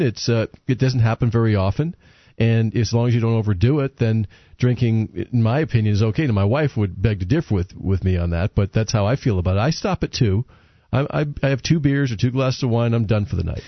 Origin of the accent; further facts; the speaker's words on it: New England, United States; I grew up in New England